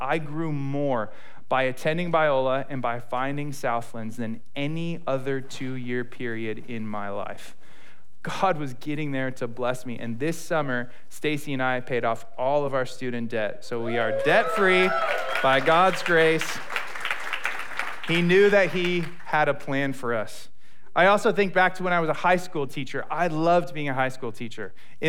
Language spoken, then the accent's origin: English; United Kingdom; accent: British; I hope my British accent is not offensive to anyone.